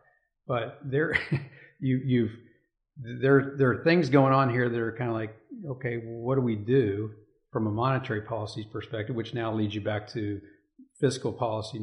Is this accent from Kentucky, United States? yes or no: yes; Elizabethtown, Kentucky, United States; also born or lived in Massachusetts; I grew up in Elizabethtown, Kentucky